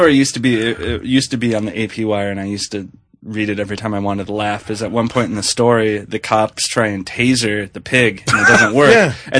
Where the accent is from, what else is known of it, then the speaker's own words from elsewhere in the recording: Green Bay, Wisconsin, United States; now in Chicago, United States; I'm from Green Bay, but there's a reason why I live in Chicago.